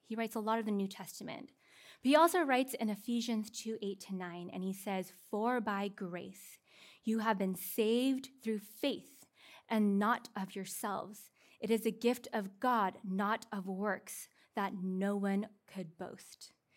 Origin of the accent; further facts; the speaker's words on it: Seattle, Washington, United States; now in California, United States; I'm from Seattle